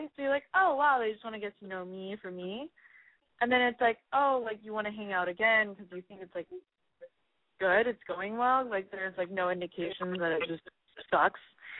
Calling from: California, United States; I'm 22 years old, and I'm calling from the Valley.

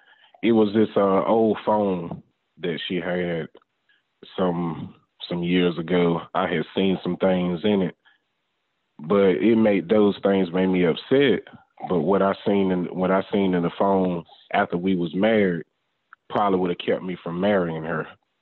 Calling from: North Carolina, United States; I'm calling from North Carolina.

